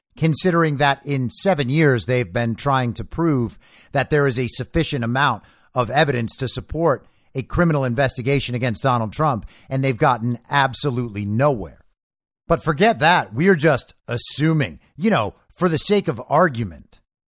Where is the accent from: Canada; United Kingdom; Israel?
Israel; Growing up in Israel, in the shadow of the world's longest running conflict, I often considered whether it is better to forgo prosecution in favor of other forms of accountability and healing.